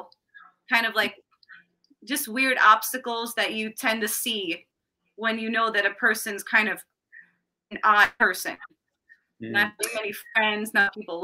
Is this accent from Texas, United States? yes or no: no; Chicago, Illinois, United States; also born or lived in Ohio / Florida / Morton Grove, Illinois; I moved to Chicago